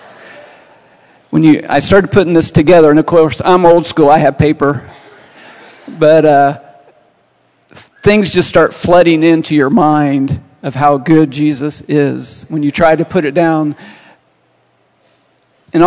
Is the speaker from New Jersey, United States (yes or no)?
no; Montezuma, Indiana, United States; now in Terre Haute, United States; I'm from Montezuma, Indiana, a little town north of here. Grew up there many years.